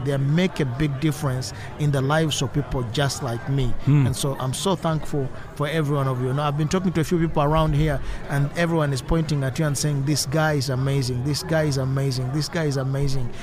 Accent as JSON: {"language": "English", "region": "Eastern Region", "country": "Uganda", "said": "I'm from Eastern Uganda and I live in Uganda"}